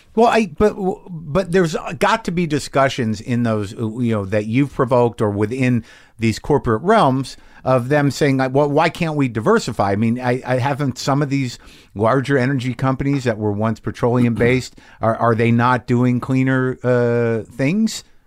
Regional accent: United States; as an American

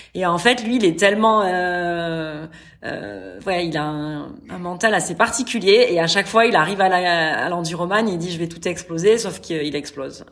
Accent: France; moved away as an adult; also born or lived in Qatar; now in Saudi Arabia; Je suis française expatriée en Arabie Saoudite

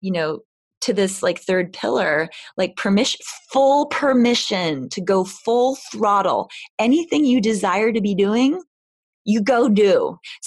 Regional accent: New York City, New York, United States; I'm from New York City

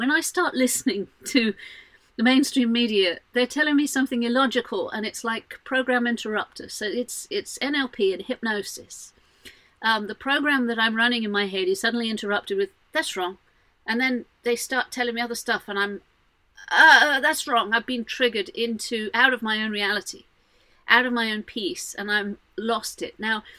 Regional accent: Jordan; also born or lived in Saudi Arabia; I'm not that fond of Islam because I grew up in Jordan and Saudi Arabia and places like that. I saw some brutality when I was a kid.

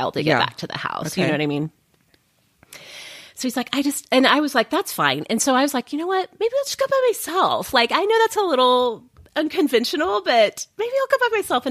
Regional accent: Oklahoma, United States; I grew up in Oklahoma

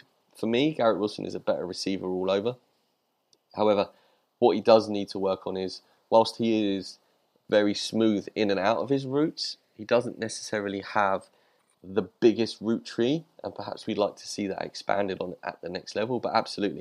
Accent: United Kingdom; I'm British.

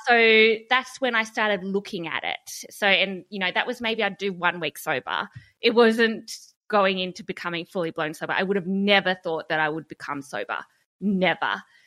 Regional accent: Hobart, Tasmania, Australia; I grew up in Hobart

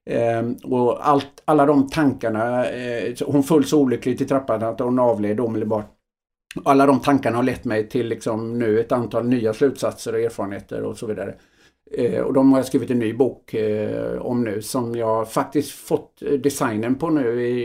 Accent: Öckerö, Västra Götaland, Sweden; jag tror att jag är uppväxt i, eh, på Öckerö då, ett litet samhälle.

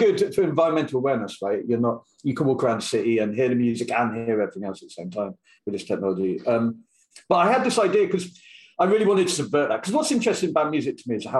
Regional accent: United Kingdom; I'm British.

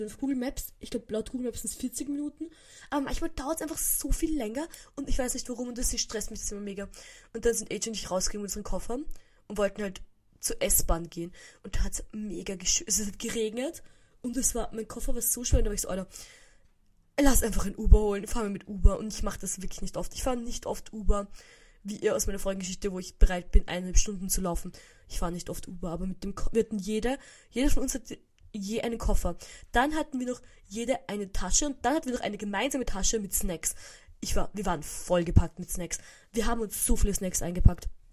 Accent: Vienna, Austria; bei uns in Wien gibt es so Böller ab, so ganz ein bisschen. Also, früher, als ich noch im 16. gewohnt habe

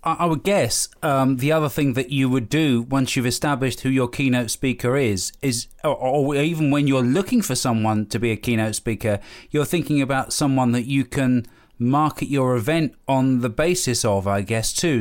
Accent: United Kingdom; we're British

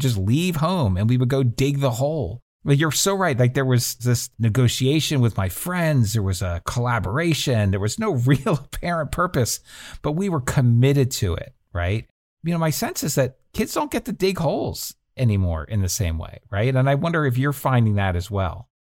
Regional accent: New Jersey, United States; I grew up in New Jersey

